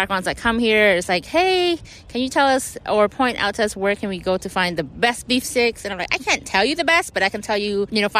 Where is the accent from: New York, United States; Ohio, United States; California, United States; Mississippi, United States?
California, United States; now in Philadelphia, United States; I'm originally from California. And I also grew up in a Cambodian community as well.